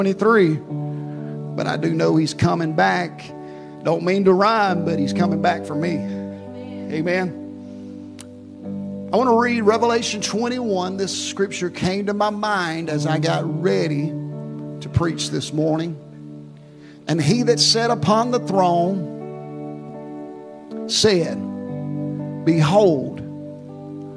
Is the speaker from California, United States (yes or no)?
no; Houston, Mississippi, United States; moved away; my hometown of Houston, Mississippi